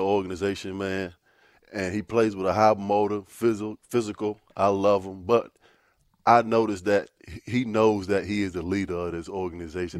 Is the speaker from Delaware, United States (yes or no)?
no; Virginia Beach, Virginia, United States; I'm from Virginia Beach